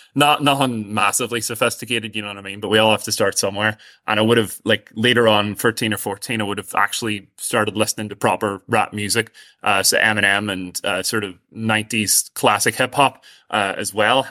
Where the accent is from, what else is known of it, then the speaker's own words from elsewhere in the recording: Strabane, Northern Ireland, United Kingdom; I'm from outside a village, uh, near Strabane, so I'm from outside Ardagarvan.